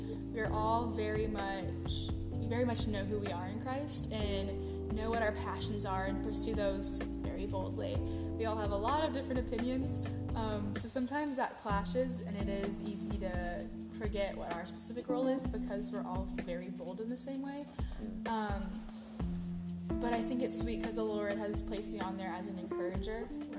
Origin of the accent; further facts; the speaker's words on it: Austin, Texas, United States; I'm from Austin, Texas.